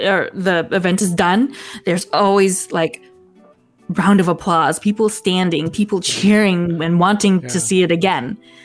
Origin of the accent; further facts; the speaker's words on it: United States; as a Filipino American